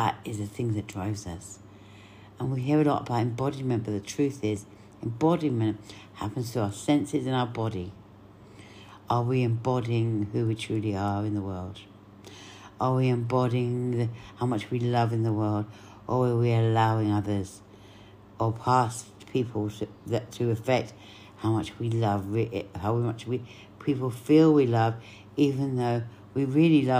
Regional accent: Cyprus

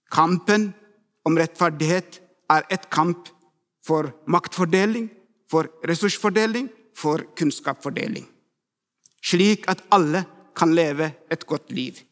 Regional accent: Ethiopia; Norwegian is a second language; now in Norway; 17 år siden kom jeg til Norge fra Etiopia. Jeg ble ikke sjokkert over kulturforskjellene.

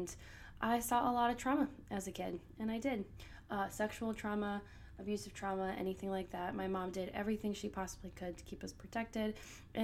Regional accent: Minnesota, United States; I grew up in Minnesota, so the land of 10,000 lakes

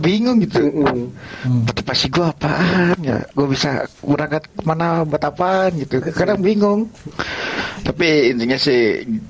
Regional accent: Bandung, West Java, Indonesia; also born or lived in Karawang; Saya asli Bandung, cuman kuliah di universitas yang ada di Karawang

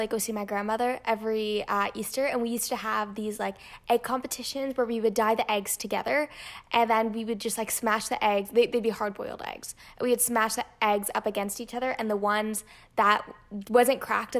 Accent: Toronto, Ontario, Canada; from Toronto, Canada.

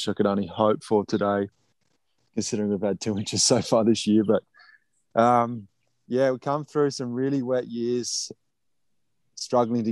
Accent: Australia; moved away as an adult; now in Saskatchewan, Canada; knowing what I grew up with in Australia

